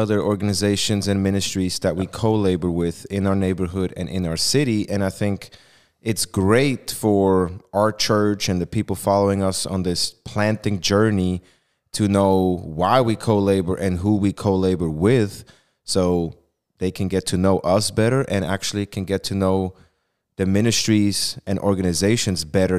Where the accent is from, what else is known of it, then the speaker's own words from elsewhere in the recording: Switzerland; accent: Swiss; English is a second language; Because my Swiss accent apparently has me say it wrong.